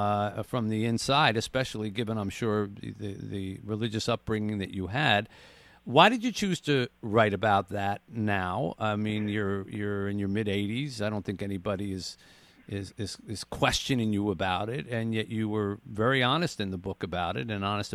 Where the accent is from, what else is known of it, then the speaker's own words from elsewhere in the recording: Philadelphia, Pennsylvania, United States; moved away; I grew up in Philadelphia